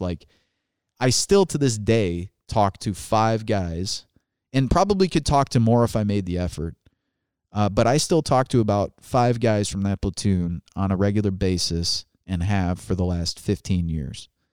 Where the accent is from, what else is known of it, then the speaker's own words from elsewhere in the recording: Chesterton, Indiana, United States; also born or lived in Chicago, Illinois; I moved from Illinois, from Chicago, Illinois to Chesterton, Indiana.